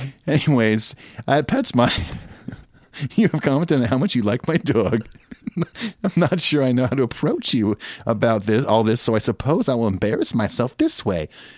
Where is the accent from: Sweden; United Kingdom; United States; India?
United Kingdom; Yeah, Joyce, I'm British.